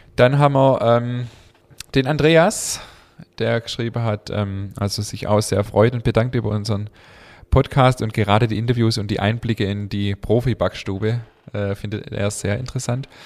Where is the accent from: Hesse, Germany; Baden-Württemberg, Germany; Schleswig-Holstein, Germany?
Baden-Württemberg, Germany; Swabia; accent: Swabian; unseren schwäbischen Dialekt